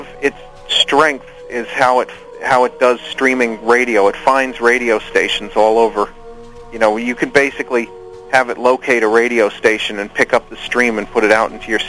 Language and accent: English; New York, United States; Yeah, yeah. And, you know, when I was a kid back in the late 70s and early 80s, the FM radio was pretty good.